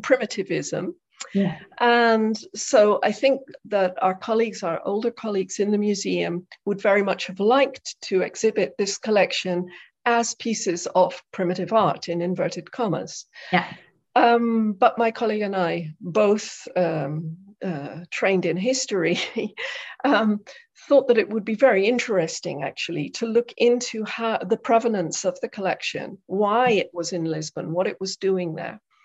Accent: South West England, United Kingdom; now in Netherlands; I was born in England, in the southwest of England, in a very rural area. And I grew up in a household that was full of books

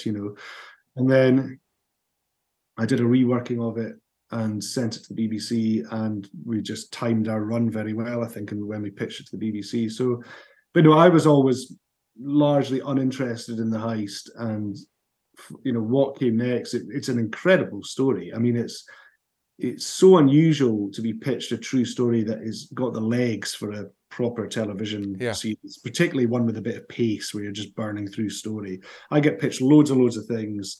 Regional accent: Dundee, Scotland, United Kingdom; my hometown of Dundee. I stayed at my parents'

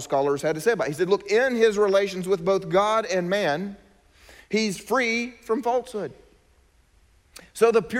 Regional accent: South Carolina, United States; I was from South Carolina

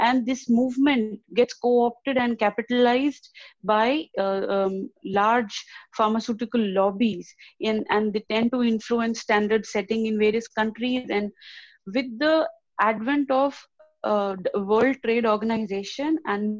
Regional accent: India; moved away as an adult; now in Warwick, United Kingdom; I'm from India.

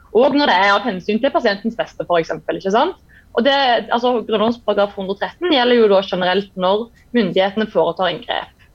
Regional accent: Jæren, Rogaland, Norway; also born or lived in Kristiansand / Bergen; now in Stavanger, Norway; jeg kommer fra Jæren

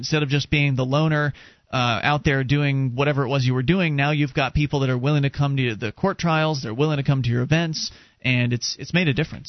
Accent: Florida, United States; moved away as an adult; now in New Hampshire, United States; I was born and raised down in Florida

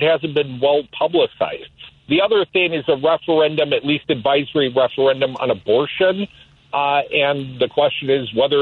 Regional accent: Madison, Wisconsin, United States; here in my hometown

